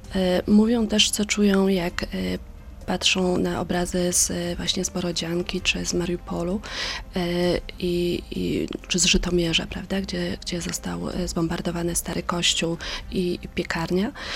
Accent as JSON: {"language": "Polish", "country": "Poland", "said": "jako Polka, nie jestem Ukrainką"}